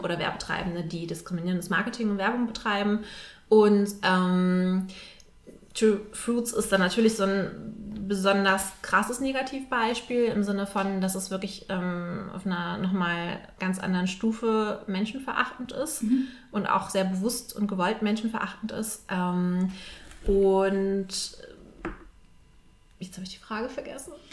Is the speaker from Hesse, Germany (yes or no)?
no; Hamburg, Germany; moved away as an adult; now in Vienna, Austria; ich komme eigentlich aus Hamburg und bin relativ kurzfristig jetzt ähm, nach Wien gekommen